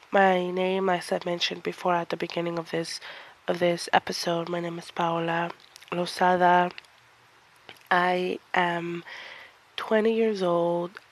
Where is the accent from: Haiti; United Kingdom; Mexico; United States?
Mexico; I came from Mexico, so I'm Mexican descent.